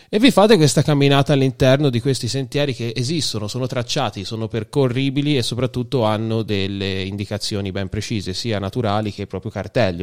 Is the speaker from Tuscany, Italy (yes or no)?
yes; Viareggio, Tuscany, Italy; born or raised there